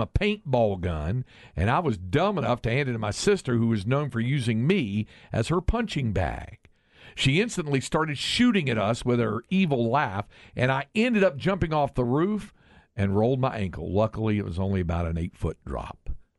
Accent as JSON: {"language": "English", "town": "West", "region": "Texas", "country": "United States", "tie": "born or raised there", "said": "as a kid growing up in West, we've all been through West on I-35, me and my two older brothers play hide and seek"}